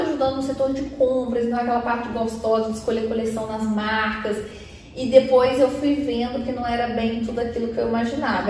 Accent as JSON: {"language": "Portuguese", "region": "Minas Gerais", "country": "Brazil", "tie": "born or raised there", "also_born_or_lived": "Belo Horizonte", "accent": "mineiro", "moved": "yes", "lives_now": "São Paulo, Brazil", "said": "porque meu sotaque, assim, ele me entrega de cara. Eu sou mineira"}